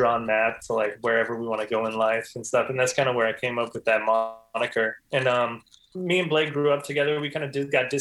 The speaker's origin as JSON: {"language": "English", "town": "Los Angeles", "region": "California", "country": "United States", "tie": "born or raised there", "said": "We grew up together in the South Bay down here in Los Angeles, like Manhattan Beach, Palos Verdes, Hermosa area."}